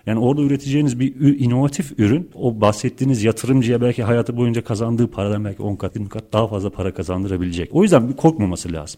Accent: Turkey; bir Türk olarak

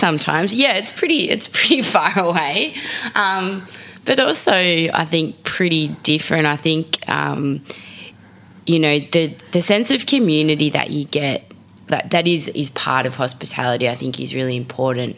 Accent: Frankston, Victoria, Australia; now in Sydney, Australia; I am a Melbourne girl, or really, let's be honest, I'm from Frankston.

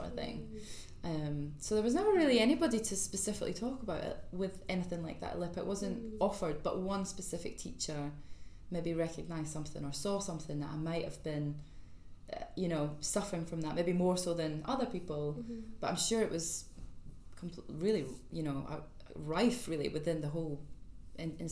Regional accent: East Coast of Scotland, United Kingdom; also born or lived in Liverpool; now in London, United Kingdom; I'm from the East Coast

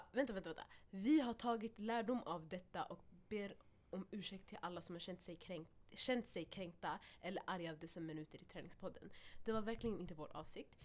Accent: Stockholm, Stockholm County, Sweden; Vi alla har växt upp här. Mm. Vi är härifrån, mm. all of us. Vi har, vi har tränat i Husbyhallen, alltså från när vi var små

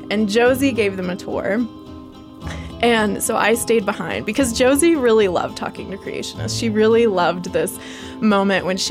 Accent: Texas, United States; I'm from Texas

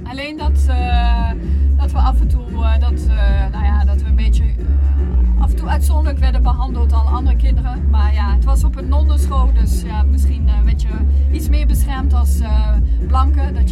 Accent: Cameroon; ik speel piano, maar ik ben opgegroeid in Cameroen. Ik was twee toen we daar aankwamen.

